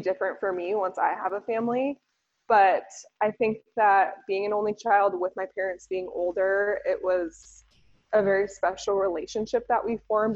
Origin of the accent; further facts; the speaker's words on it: San Diego, California, United States; moved away; also born or lived in Boise; I grew up in San Diego